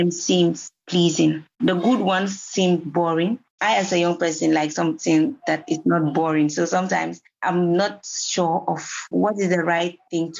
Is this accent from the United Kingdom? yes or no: no; Gambia; from the Gambia